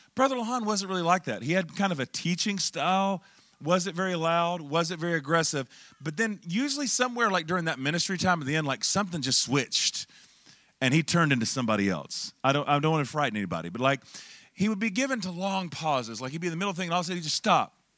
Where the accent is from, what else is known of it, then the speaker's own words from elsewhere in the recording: Charlotte, North Carolina, United States; I'm originally from Charlotte, North Carolina